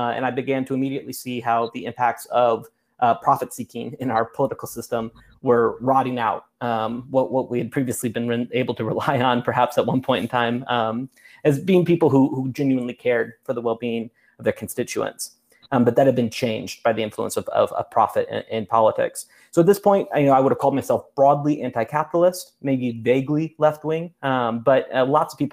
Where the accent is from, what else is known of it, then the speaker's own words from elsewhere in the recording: Midwest, United States; I was born and raised in the Midwest.